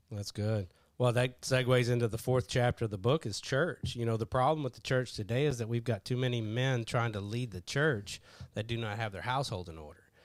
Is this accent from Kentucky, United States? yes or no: yes; Kentucky, United States; I grew up in Kentucky